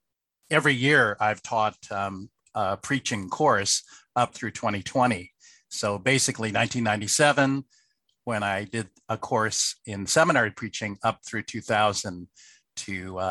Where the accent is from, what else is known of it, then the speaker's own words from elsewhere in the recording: San Francisco, California, United States; moved away as an adult; also born or lived in Chicago / Dallas; now in Toronto, Canada; I was born in San Francisco, and my early years, I attended a Chinese church in the San Francisco Chinatown. But I became a Christian at the Bay Area Chinese Bible Church.